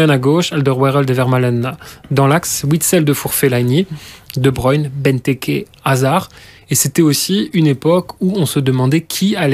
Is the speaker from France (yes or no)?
no; Luxembourg, Belgium; On est luxembourgeois tous les deux, enfin